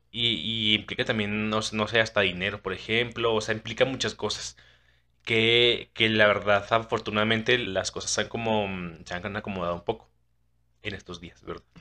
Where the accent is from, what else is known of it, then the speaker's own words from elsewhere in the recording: Chile; pero también como chilena también nos cuestionamos y, eso también ayuda a que se reafirme lo que tú crees verdaderamente, ¿no?